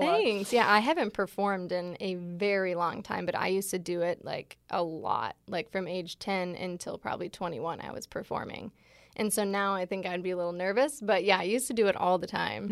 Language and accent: English; Michigan, United States; moved away as an adult; now in Los Angeles, United States; I grew up in Michigan. I've only been in L A for little over three years